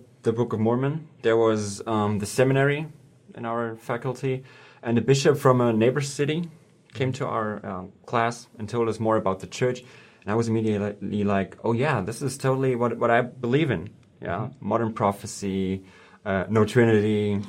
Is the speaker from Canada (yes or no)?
no; Germany; English is a second language